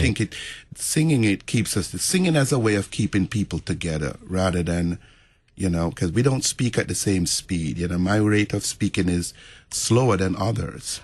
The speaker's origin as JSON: {"language": "English", "country": "Jamaica", "tie": "born or raised there", "also_born_or_lived": "New York", "moved": "yes", "said": "in the Roman Catholic Church where I grew up in Jamaica"}